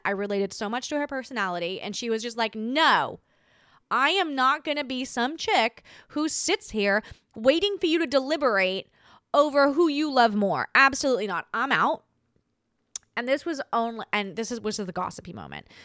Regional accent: Australia; moved away; as an Australian.

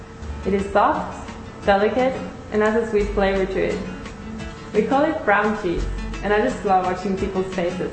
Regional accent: Norway; I come from Norway

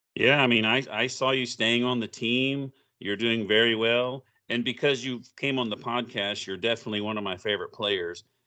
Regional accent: Oklahoma, United States; I grew up in Oklahoma, so I'm a big O U fan

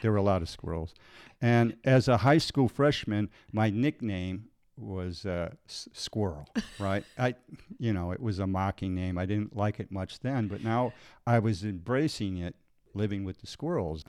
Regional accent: Illinois, United States; moved away as an adult; I left my hometown in Illinois

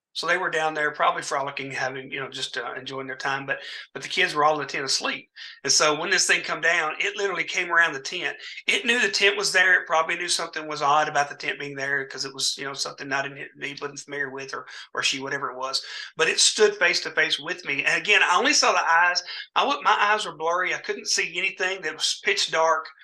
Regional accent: Dyersburg, Tennessee, United States; also born or lived in Mansfield, Tennessee; my hometown of Dyersburg, Tennessee

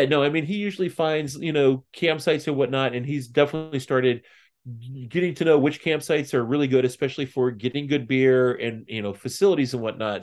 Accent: just outside of Saint Louis, Southern Illinois, United States; now in Lebanon, Tennessee, United States; I grew up in Southern Illinois, just outside of Saint Louis

